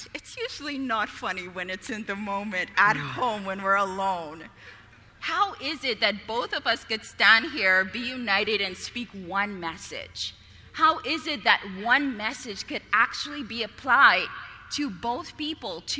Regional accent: Bahamas; moved away; Being from an island, I was born in the Bahamas, 7 miles by 21 miles

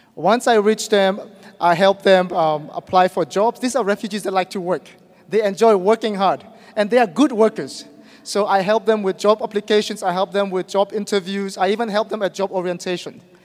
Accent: Myanmar; moved away as an adult; I am from Burma

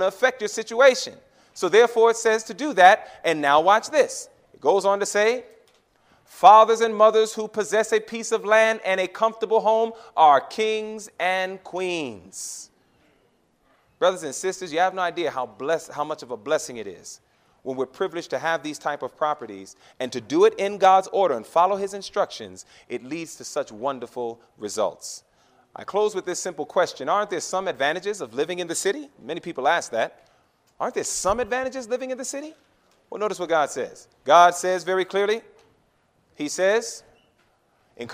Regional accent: New York, United States; moved away; I'm a New Yorker

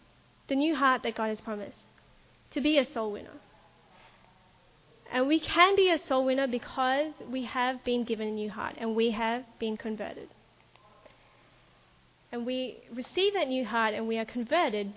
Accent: Melbourne, Victoria, Australia; I grew up in Melbourne in a church called the Melbourne Seventh-day Adventist Church

